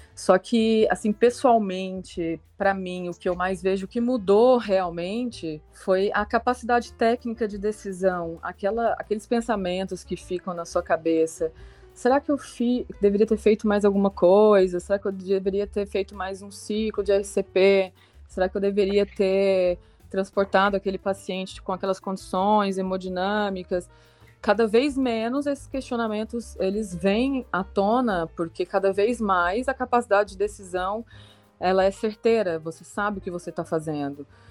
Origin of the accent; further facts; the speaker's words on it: Goiânia, Goiás, Brazil; moved away as an adult; also born or lived in Ribeirão Preto, São Paulo; now in Florianópolis, Brazil; apesar de ter nascido e morado ao longo dos seis anos lá em Ribeirão Preto, eu fui criada em Goiânia, Goiás